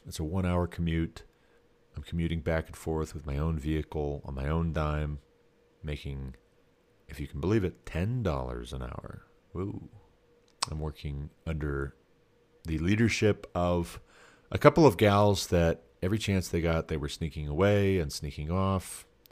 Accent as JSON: {"language": "English", "region": "Montana", "country": "United States", "said": "I'm from Montana"}